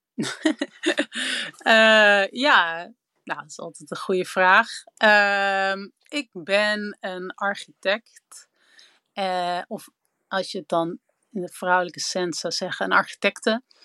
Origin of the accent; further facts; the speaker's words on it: Amsterdam, North Holland, Netherlands; Ik ben opgegroeid in Amsterdam